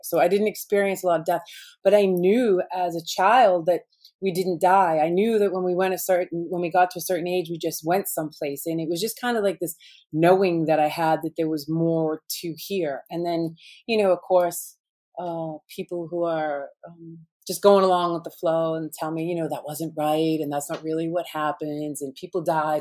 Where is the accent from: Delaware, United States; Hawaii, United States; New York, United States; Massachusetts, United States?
Massachusetts, United States; Boston; I grew up in Boston. You'd say I'm a Boston girl with attitude